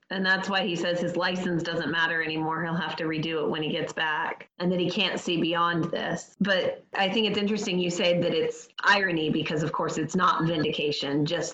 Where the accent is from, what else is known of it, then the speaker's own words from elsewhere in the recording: Brandon, Florida, United States; also born or lived in Gainesville; I grew up here. I've lived, other than college, I've lived in Brandon my whole life. And when I was in college, I was in Gainesville a little closer.